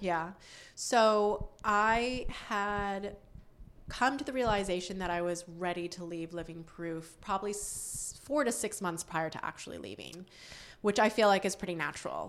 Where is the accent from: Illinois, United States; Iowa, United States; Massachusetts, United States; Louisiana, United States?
Massachusetts, United States; Northampton; moved away; I grew up in Western Massachusetts, uh, in a town called Northampton